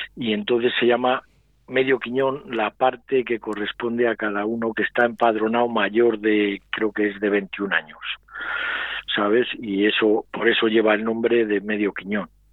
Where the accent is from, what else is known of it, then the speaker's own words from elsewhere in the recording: Medina de Rioseco, Castile and León, Spain; yo soy de Río Seco